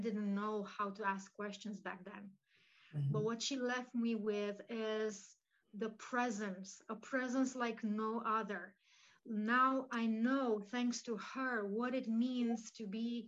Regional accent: Romania; So my mom is Romanian. I was born in Romania.

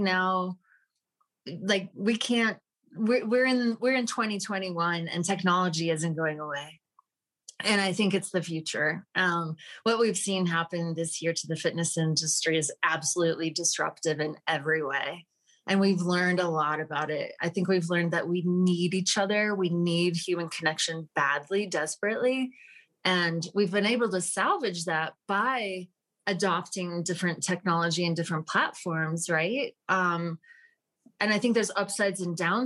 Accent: Utah, United States; moved away; also born or lived in Washington, D.C.; I'm originally from Utah

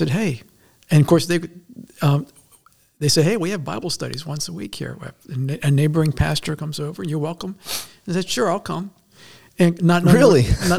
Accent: Maryland, United States; moved away as an adult; now in Pennsylvania, United States; I was born and raised in Maryland

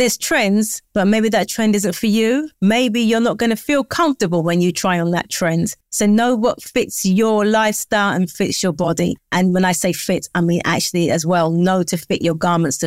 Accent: London, United Kingdom; I live in London. I'm from London. I'm raised in London.

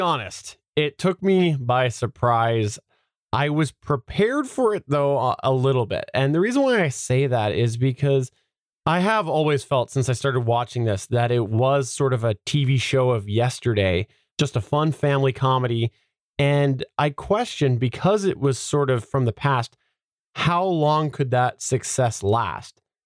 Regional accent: Canada; I'm Canadian.

